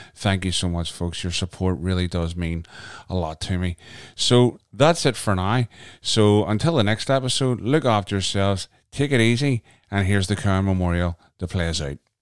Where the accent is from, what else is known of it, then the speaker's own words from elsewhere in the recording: Canada; moved away; my home country, Canada